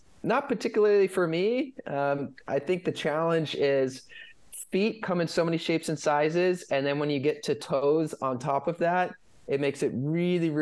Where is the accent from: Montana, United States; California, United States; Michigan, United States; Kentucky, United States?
California, United States; Northern; moved away as an adult; also born or lived in Colorado / Los Angeles / New York / London; now in San Diego, United States; I grew up in California.